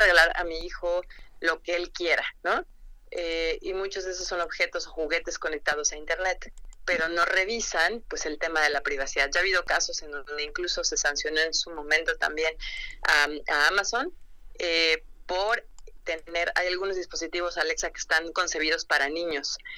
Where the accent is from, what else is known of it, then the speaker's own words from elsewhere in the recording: Mexico; como buenos mexicanos no leemos las instrucciones de nada y yo me incluyo